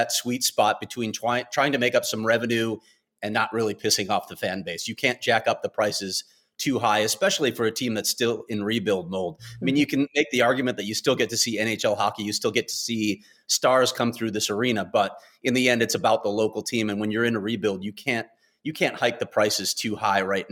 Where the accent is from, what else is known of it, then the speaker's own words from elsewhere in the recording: Chicago, Illinois, United States; now in Phoenix, United States; I grew up in Chicago